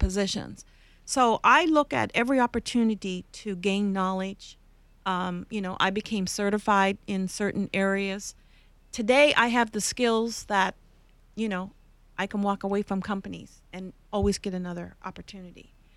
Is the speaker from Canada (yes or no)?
yes; Canada; moved away; I'm from Canada